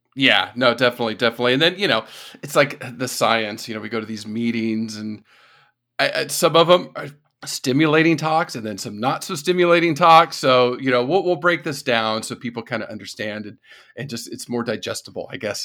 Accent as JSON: {"language": "English", "region": "the desert part of California", "country": "United States", "tie": "born or raised there", "also_born_or_lived": "East Coast / Texas / South Carolina / Florida", "moved": "yes", "said": "growing up in California, the desert part of California"}